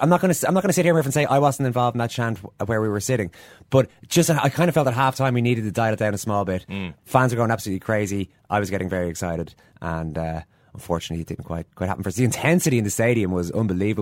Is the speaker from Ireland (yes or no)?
yes; Ireland; us Irish fans over here